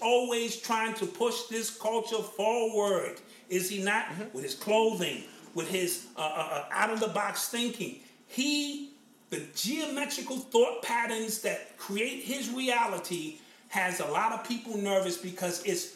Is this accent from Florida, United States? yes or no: no; New York, United States; I'm from Cedar Park